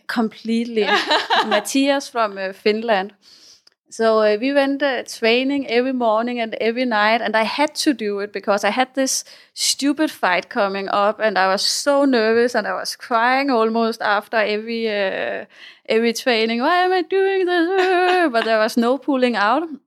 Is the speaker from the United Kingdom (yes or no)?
no; Denmark; moved away as an adult; also born or lived in Spain / South America; now in Thailand; I come from uh, Denmark. I grew up in the Danish countryside.